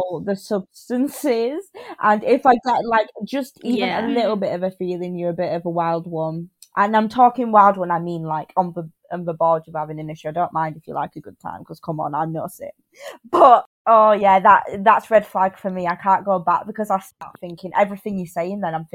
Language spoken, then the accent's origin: English; Leeds, Yorkshire and the Humber, United Kingdom; I'll be like, Leeds